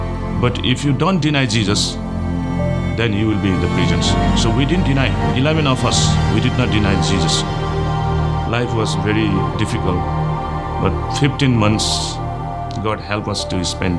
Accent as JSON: {"language": "English", "area": "Chirang", "region": "Tsirang", "country": "Bhutan", "tie": "born or raised there", "moved": "yes", "lives_now": "United States", "said": "I am from Bhutan. I was living in Chirang, Bhutan, one of the very small village"}